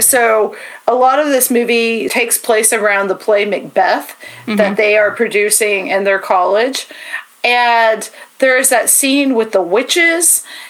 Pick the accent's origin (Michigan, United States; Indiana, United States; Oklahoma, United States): Oklahoma, United States; Mustang; I'm from Mustang, Oklahoma, and our mascot was the Bronco.